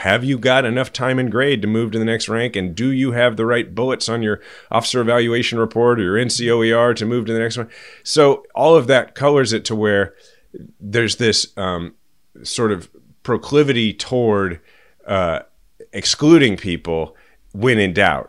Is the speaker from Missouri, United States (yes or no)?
yes; Kansas City, Missouri, United States; my kids are sixth generation Kansas Cityans